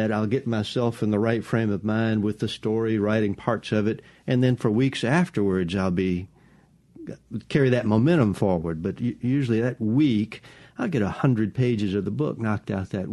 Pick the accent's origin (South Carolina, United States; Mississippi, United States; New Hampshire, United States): Mississippi, United States; Jackson; I grew up in Jackson